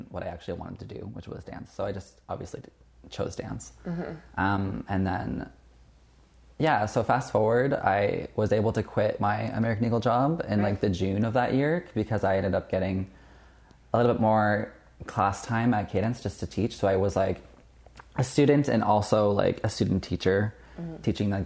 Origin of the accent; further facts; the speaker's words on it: Kitchener, Ontario, Canada; moved away as an adult; now in Toronto, Canada; I'm from Kitchener, Waterloo